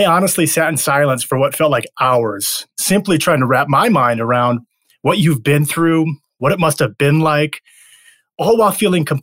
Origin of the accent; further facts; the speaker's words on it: Detroit, Michigan, United States; now in Florida, United States; I grew up in Detroit, so I can relate to that big city, colder environment feel. I'm down in Florida now